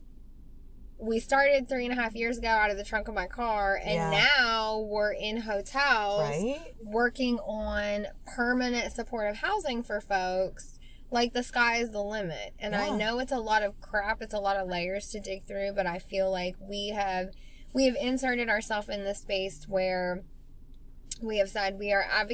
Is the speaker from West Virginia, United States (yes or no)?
yes; West Virginia, United States; accent: southern; now in Columbus, United States; I'm from West Virginia. I grew up poor